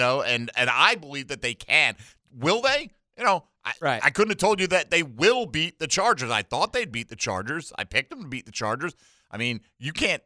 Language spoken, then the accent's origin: English; Milford, Connecticut, United States; now in Jacksonville, United States; I'm from Milford many years ago